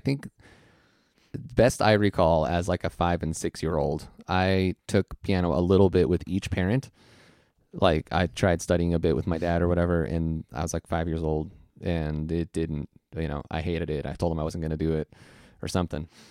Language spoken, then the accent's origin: English; Iowa, United States; also born or lived in San Jose, California; we moved to Iowa when I was one. So I'm not really, like, from there. I was just born there